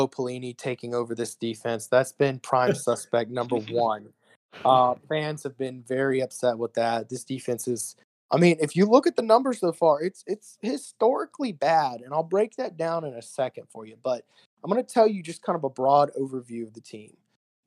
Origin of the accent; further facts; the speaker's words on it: Baton Rouge, Louisiana, United States; I'm from Baton Rouge, been here my entire life